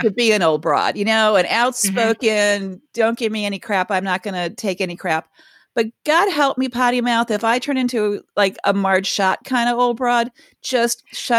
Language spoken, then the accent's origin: English; Cleveland, Ohio, United States; So, you know, I grew up in Ohio. I am a Cleveland girl.